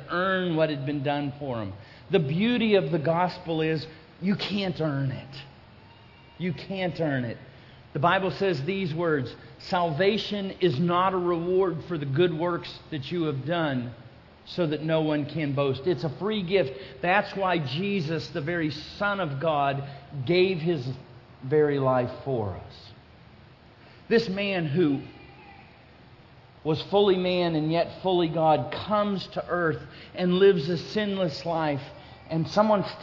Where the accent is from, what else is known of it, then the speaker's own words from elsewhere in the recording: Florida, United States; I'm from Florida